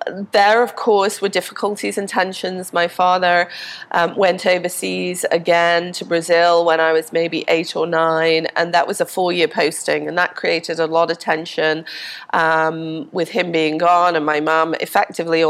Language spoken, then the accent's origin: English; Liverpool, North West England, United Kingdom; also born or lived in Denmark; now in Pensacola, United States; we went back to Liverpool, which is what I consider to be my hometown, where I grew up.